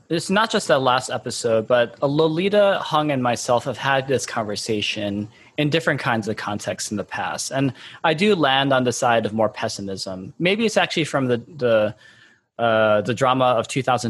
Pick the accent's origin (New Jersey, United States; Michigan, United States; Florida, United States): Michigan, United States; I was born and raised in Michigan